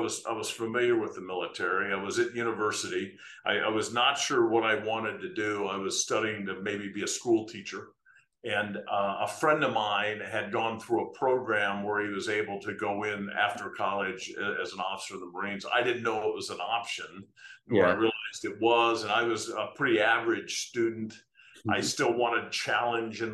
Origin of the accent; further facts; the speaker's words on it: United States; I'm American